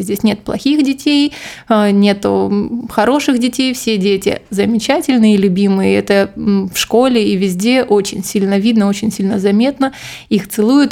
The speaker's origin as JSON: {"language": "Russian", "town": "Krasnodar", "region": "Krasnodar Krai", "country": "Russia", "moved": "as an adult", "lives_now": "Barcelona, Spain", "said": "я из Краснодара"}